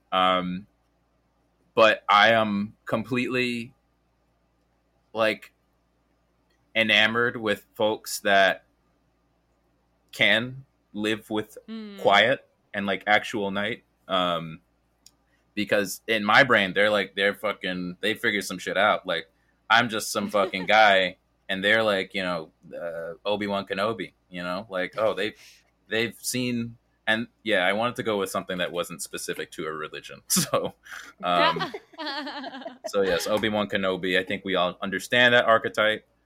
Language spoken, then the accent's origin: English; New York City, New York, United States; I'm from Brooklyn